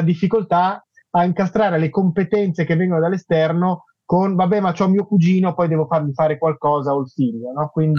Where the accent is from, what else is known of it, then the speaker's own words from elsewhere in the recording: Milan, Lombardy, Italy; lo dico da milanese